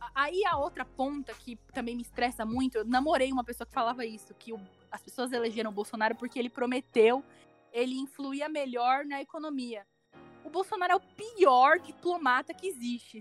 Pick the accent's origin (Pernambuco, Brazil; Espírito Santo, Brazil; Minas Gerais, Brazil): Pernambuco, Brazil; moved away; Eu sou do, do Pernambuco